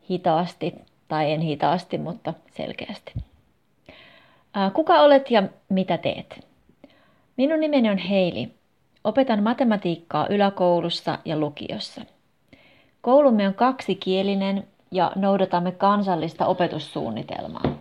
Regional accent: United States; Finnish is a second language; moved away as an adult; now in Jyväskylä, Finland; Minä olen kotoisin Yhdysvalloista, mutta olen asunut Jyväskylässä jo noin seitsemän vuotta.

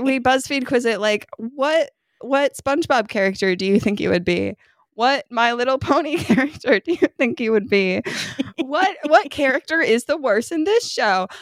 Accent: upstate New York, United States; now in Kentucky, United States; kid growing up in New York, you wore your snow pants to school

